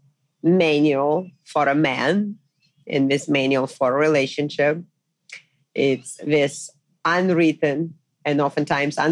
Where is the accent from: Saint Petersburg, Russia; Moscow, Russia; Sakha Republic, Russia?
Moscow, Russia; moved away as an adult; also born or lived in Pennsylvania, United States; now in New York City, United States; I was born and raised in Moscow, Russia